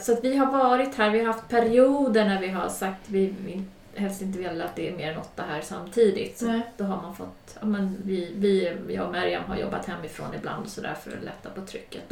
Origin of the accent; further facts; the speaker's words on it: Ekerö, Stockholm County, Sweden; moved away as an adult; now in Vaxholm, Sweden; Jag är uppvuxen på Ekerö.